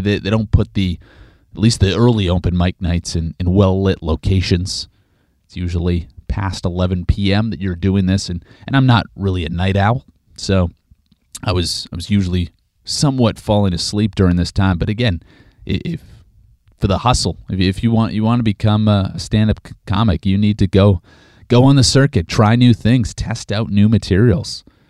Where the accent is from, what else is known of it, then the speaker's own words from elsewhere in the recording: Regina, Saskatchewan, Canada; Regina, Saskatchewan, Canada, my hometown